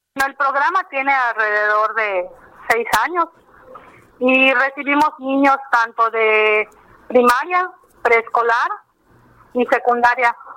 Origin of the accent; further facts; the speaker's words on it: Yucatán, Mexico; los que somos yucatecos